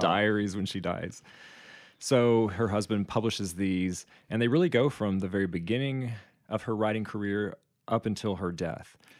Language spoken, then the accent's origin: English; United States; growing up in the United States